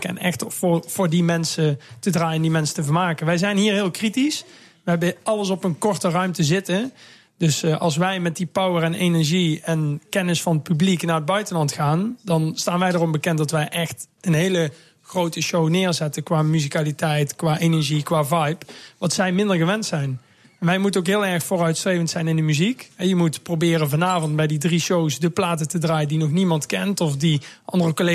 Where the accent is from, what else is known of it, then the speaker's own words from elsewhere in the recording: Netherlands; We zijn als Nederlanders ook wel een mooie groep.